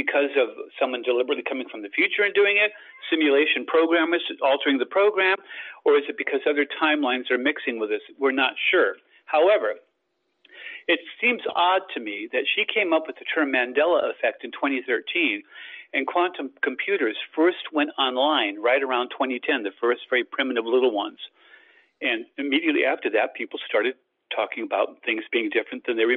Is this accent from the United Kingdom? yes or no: no; Australia; moved away; also born or lived in United States; I lived in Australia as a kid. I'm Australian and American